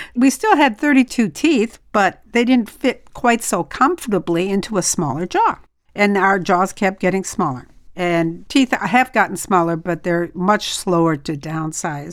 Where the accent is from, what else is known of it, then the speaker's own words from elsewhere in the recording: France; moved away; I'm from France